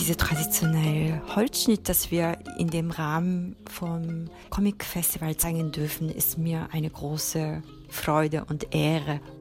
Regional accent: Tokyo, Japan; German is a second language; now in Berlin, Germany; wo ich herkomme aus Japan

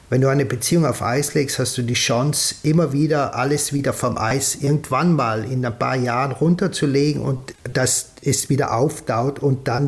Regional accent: Trentino-Alto Adige, Italy; dann schreiben sie mir die Texte schon so wie ich sie als Südtiroler sagen würde.

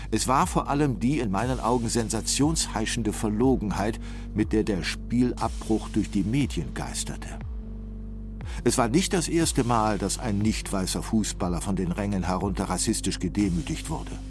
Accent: Cologne, North Rhine-Westphalia, Germany; In meiner Heimatstadt Köln gehörten und gehören schwarze Menschen, Ostasiaten oder Menschen aus Klein- und Vorderasien zum Straßenbild.

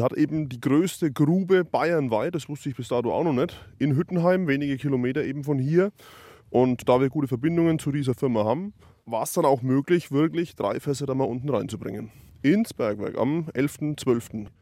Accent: Iphofen, Bavaria, Germany; Ich selber bin ja aus Iphofen

